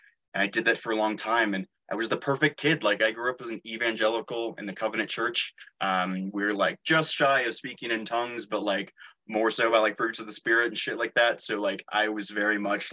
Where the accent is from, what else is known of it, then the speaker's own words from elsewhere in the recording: Santa Rosa, California, United States; I was raised in Northern California, in Santa Rosa.